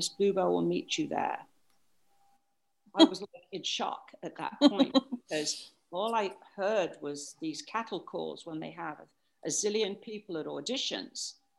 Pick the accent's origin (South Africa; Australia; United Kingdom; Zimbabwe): United Kingdom; Wellingborough, East Midlands; Okay, I was born and bred in Wellingborough, Northants in England.